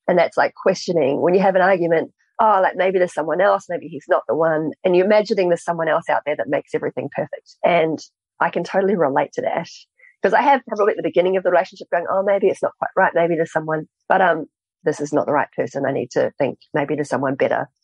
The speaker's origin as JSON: {"language": "English", "country": "New Zealand", "tie": "born or raised there", "said": "I grew up in New Zealand"}